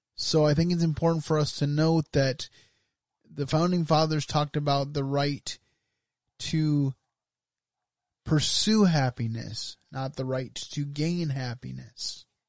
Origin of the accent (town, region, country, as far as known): United States